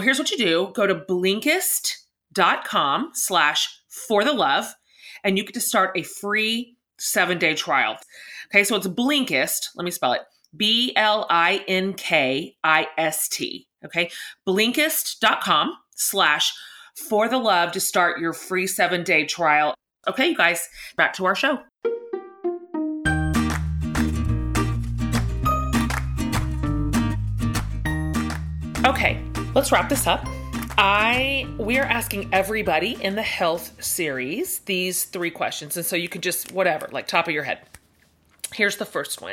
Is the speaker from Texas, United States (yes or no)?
yes; Texas, United States; I'm Texan